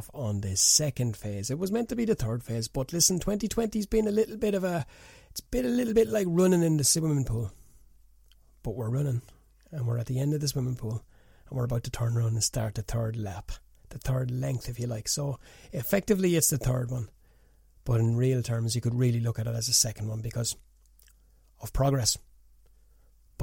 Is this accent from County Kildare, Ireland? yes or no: yes; Newbridge, County Kildare, Ireland; I knew his dad very, very, very well in the years growing up in Newbridge